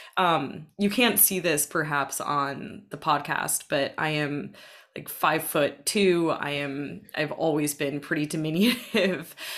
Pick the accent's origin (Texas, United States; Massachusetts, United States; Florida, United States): Massachusetts, United States; Boston; I grew up in the Boston area primarily um, from the age of, I guess, six years old or so onwards